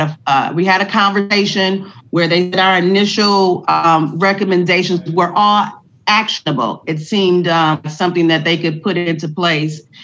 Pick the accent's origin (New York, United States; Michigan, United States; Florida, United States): Michigan, United States; Detroit; I'm a Detroiter